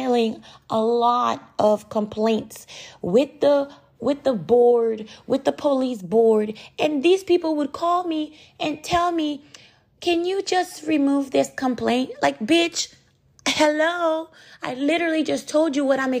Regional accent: United States; moved away as an adult; also born or lived in Ottawa, Canada; I grew up in America. I went to elementary school in America. America is my home

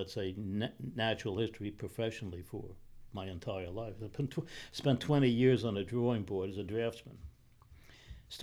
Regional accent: New York City, New York, United States; moved away; Raised in New York City

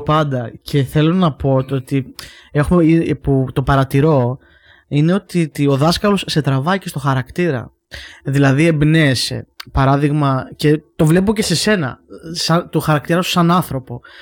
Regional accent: Heraklion, Crete, Greece; now in Athens, Greece; εμεί είμαστε από το Ηράκλειο

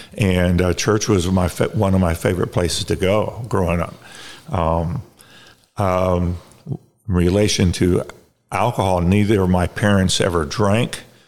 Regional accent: Baton Rouge, Louisiana, United States; I was born in Baton Rouge, Louisiana. I am the youngest of three children.

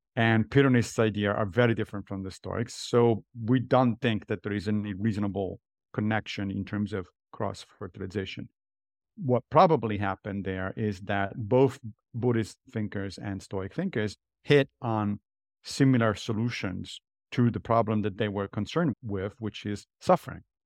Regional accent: Italy; moved away as an adult; now in New York, United States; I grew up in Italy

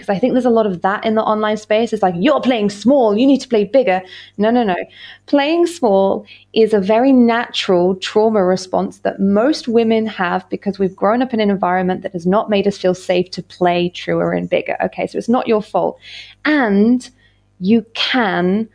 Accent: United Kingdom; I'm British as well

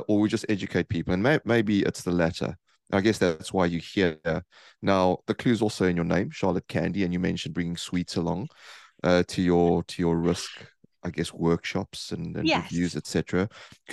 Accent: South Africa; I'm South African

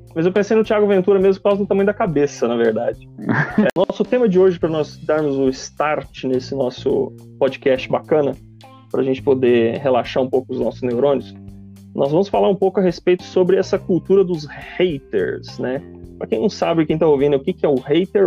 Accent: Brazil; mesmo a gente sendo brasileiro

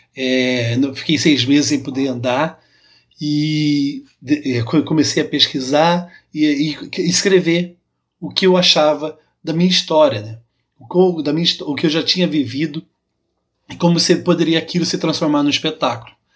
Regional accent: Pirassununga, São Paulo, Brazil; accent: caipira; sou de Pirassununga, interior de São Paulo

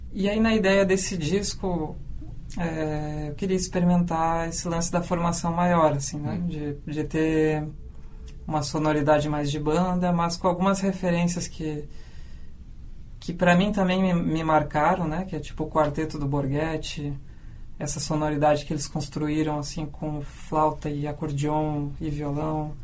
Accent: Canguçu, Rio Grande do Sul, Brazil; eu vim lá do interior, né? De Canguçu

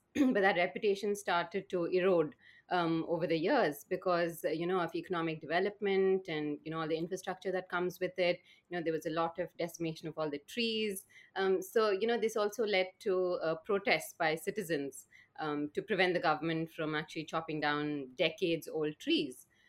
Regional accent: Bangalore, Karnataka, India; I was brought up in a city called Bangalore in the southern Indian state of Karnataka

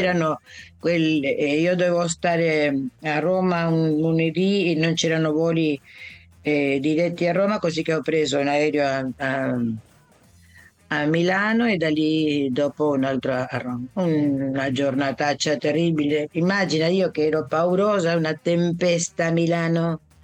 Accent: Buenos Aires, Argentina; first language Italian; sono nata a Buenos Aires, ma sono venuta nel pancione della mamma

